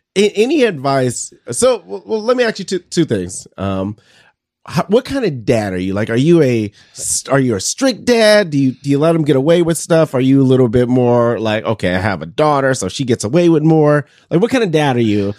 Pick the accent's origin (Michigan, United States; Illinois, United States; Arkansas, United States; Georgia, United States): Michigan, United States; Detroit; moved away as an adult; now in Mason City, United States; I'm from, I'm from Detroit, so I'm a Michigan State guy